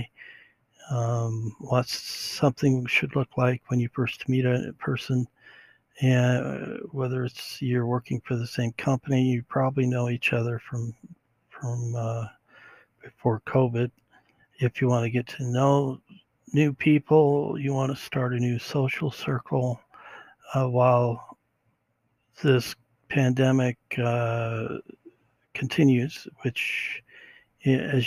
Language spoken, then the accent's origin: English; California, United States; We're from California